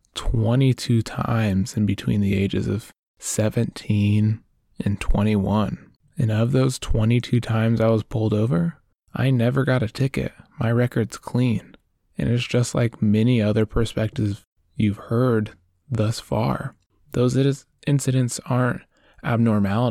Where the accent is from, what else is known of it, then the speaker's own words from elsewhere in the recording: Oregon, United States; I grew up in Oregon